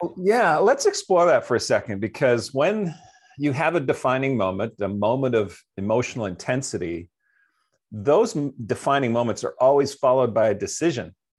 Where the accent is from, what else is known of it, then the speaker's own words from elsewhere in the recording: Canada; I'm from Canada